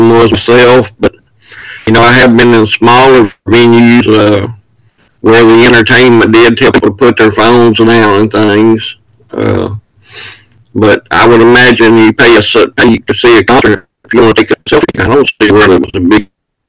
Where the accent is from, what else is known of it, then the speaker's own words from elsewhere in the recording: East Texas, United States; We're both Texas born and raised in East Texas